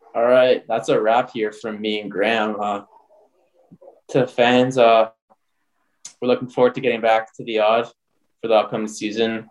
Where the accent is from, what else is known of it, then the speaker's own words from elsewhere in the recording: Canada; I'm from Canada